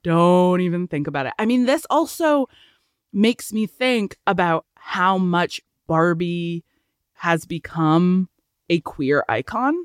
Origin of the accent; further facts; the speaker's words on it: Canada; we're Canadian